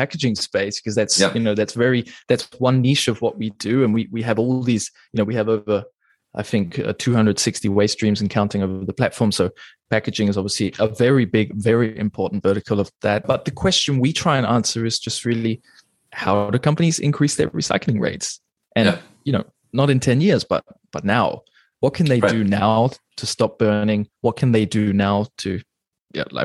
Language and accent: English; New Zealand; moved away as an adult; also born or lived in England; now in Germany; I was born in England. I grew up in New Zealand, and I've been living in Germany for the last almost coming up on 10 years now